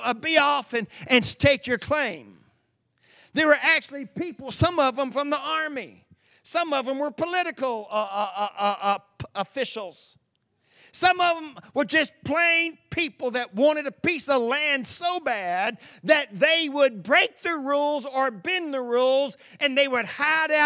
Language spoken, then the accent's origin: English; East Texas, United States; where I grew up in East Texas.